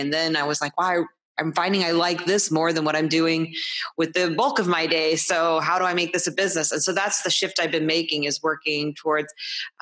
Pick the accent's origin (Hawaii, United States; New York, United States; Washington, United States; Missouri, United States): Missouri, United States; St. Louis; also born or lived in California / Iowa; I'm from St. Louis, Missouri, and I've lived here the bulk of my life, although I've moved to California and Iowa at different times, but I'm back now.